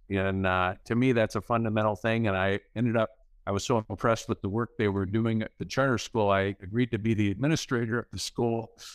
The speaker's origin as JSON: {"language": "English", "town": "Midland", "region": "Michigan", "country": "United States", "tie": "born or raised there", "lives_now": "Caledonia, United States", "said": "I grew up in Midland"}